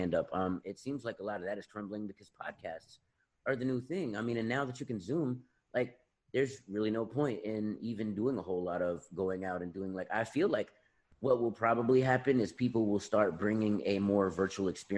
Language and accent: English; South Carolina, United States; I grew up in South Carolina, and at that particular time here in the South